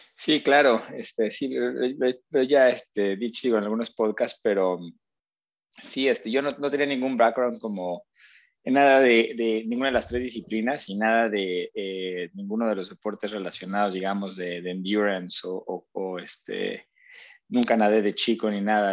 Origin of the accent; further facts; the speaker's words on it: Mexico; moved away as an adult; also born or lived in Australia; muy contento viviendo en México